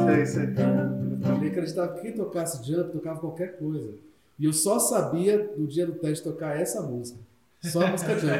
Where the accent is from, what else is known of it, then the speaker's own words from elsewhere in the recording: Brazil; lá do Santa Terezinha, né? Onde eu cresci